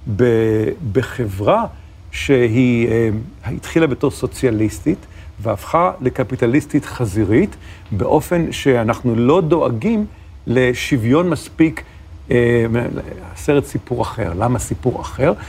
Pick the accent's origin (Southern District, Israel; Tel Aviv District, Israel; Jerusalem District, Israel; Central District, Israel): Tel Aviv District, Israel; Ramat Gan; also born or lived in New York; בתור נער רמת גני